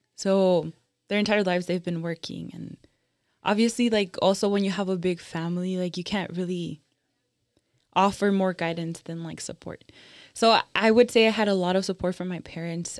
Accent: Texas, United States; I'm from Texas, but my parents are originally from Michoacan, Mexico

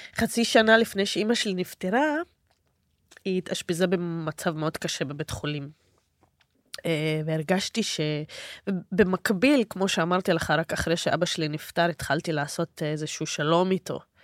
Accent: Israel; אני נהייתי מה שנקרא הבת של ערבי ישראלי

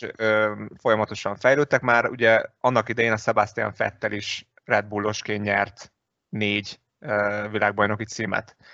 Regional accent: Hungary

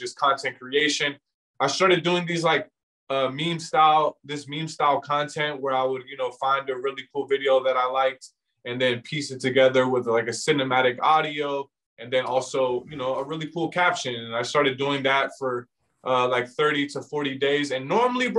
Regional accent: Virginia, United States; I'm from Virginia

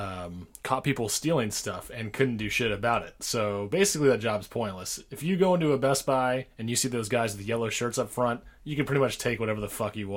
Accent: Sacramento, California, United States; Born and raised in Sacramento, California. Went to high school out here.

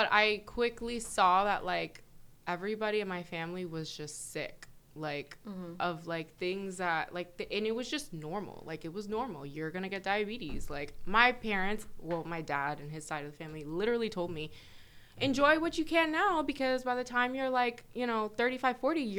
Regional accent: New York, United States; born there; I was born in New York, and I'm a first generation.

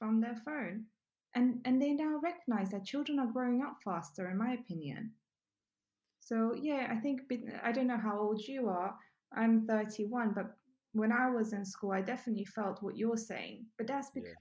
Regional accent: Ukraine; also born or lived in England; now in United Kingdom; I grew up in Ukraine.

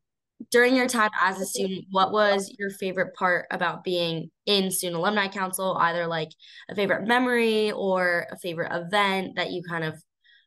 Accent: Colorado, United States; moved away as an adult; also born or lived in Ohio; I'm from Colorado

